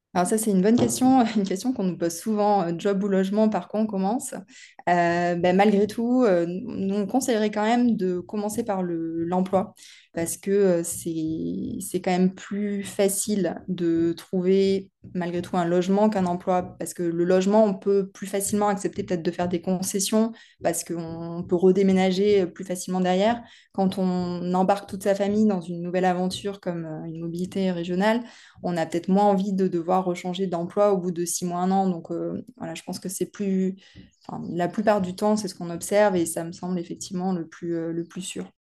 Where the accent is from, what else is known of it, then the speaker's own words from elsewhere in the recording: the South-West, south-west France, France; moved away as an adult; also born or lived in Paris; je suis née dans le Sud-Ouest et j'y ai passé la plus grande partie de mon enfance